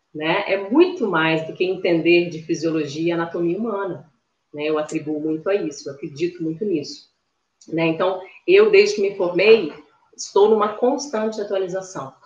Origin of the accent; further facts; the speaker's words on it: Espírito Santo, Brazil; moro aqui no Espírito Santo, sou capixaba da Gema